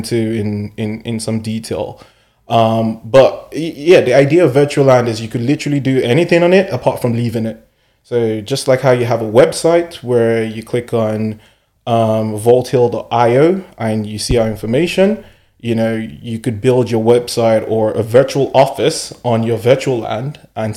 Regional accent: Nigeria; moved away; coming from Nigeria, I'm Nigerian at birth, and coming from Nigeria

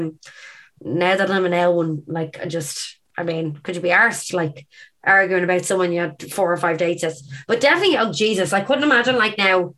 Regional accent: Ireland; Irish people

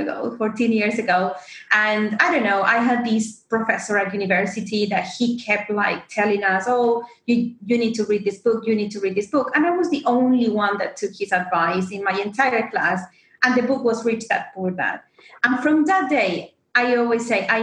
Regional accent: Argentina; moved away as an adult; now in London, United Kingdom; I am originally from Argentina, but living in London for the last 6 years, seven

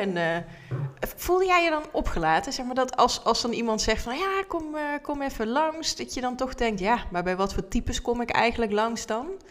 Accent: Netherlands; accent: zachte G; also born or lived in Tilburg; misschien heb je het al gehoord aan mijn tongval, een beetje zachte G.

